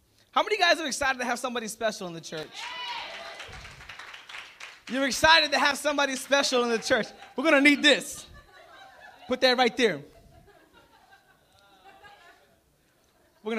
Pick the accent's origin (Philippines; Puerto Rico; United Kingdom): Puerto Rico; I'm Puerto Rican. I'm not from Alabama.